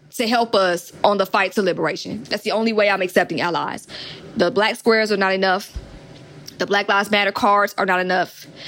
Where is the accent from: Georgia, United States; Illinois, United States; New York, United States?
Georgia, United States; Atlanta; growing up in Atlanta, which is trap music capital